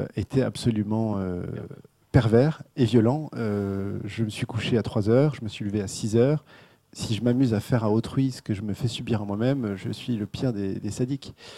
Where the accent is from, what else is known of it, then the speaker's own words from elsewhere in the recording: France; en tant que Français